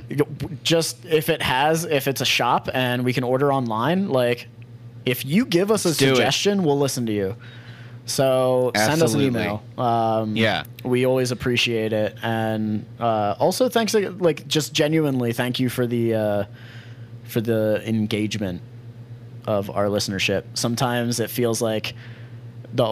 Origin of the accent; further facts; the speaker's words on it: Lancaster County, Pennsylvania, United States; it's Lancaster County Coffee. So this is my hometown. This is where I grew up